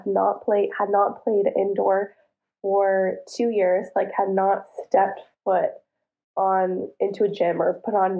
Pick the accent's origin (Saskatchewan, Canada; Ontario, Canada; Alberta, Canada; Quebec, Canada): Ontario, Canada; Ottawa; moved away as an adult; also born or lived in Toronto; now in Istanbul, Turkey; I'm from Ottawa, and I played at the University of Toronto for 5 years